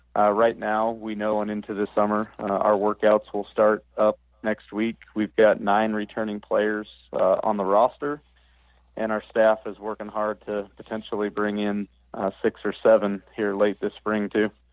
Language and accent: English; the Northwest, Pacific Northwest, United States; I grew up in the Northwest